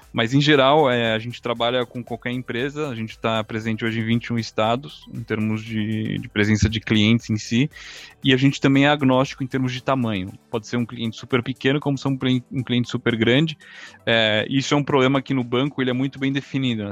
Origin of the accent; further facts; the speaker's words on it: Brazil; moved away as an adult; also born or lived in Chicago, United States / New York, United States; now in Israel; nasci e vivi no Brasil até, até os 18 anos.